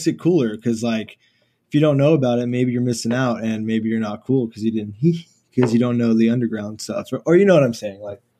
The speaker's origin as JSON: {"language": "English", "town": "Houston", "region": "Texas", "country": "United States", "tie": "born or raised there", "said": "So I grew up kind of in like the inner city, like maybe 10 minutes from downtown. As you could see the skyline from my house and stuff."}